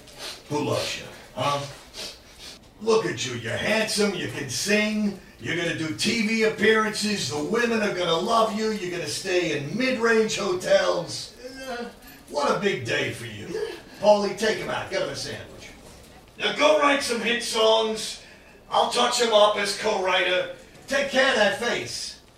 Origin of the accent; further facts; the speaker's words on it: Cincinnati, Ohio, United States; Well, I was like any other young person growing up in Cincinnati in the early 60s, enjoying the rock and the roll.